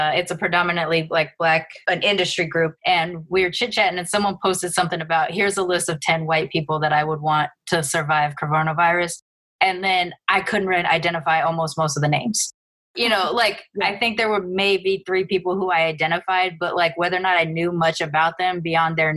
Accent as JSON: {"language": "English", "town": "Long Beach", "region": "California", "country": "United States", "tie": "born or raised there", "also_born_or_lived": "Texas", "moved": "yes", "said": "my growing up in Long Beach makes me a different kind of Black person"}